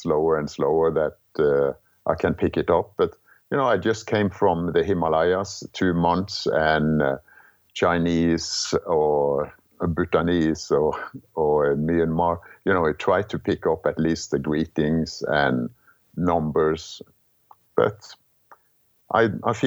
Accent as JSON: {"language": "English", "town": "Kristiansand", "region": "Agder", "country": "Norway", "tie": "born or raised there", "second_language": "English", "moved": "as an adult", "said": "growing up in Norway"}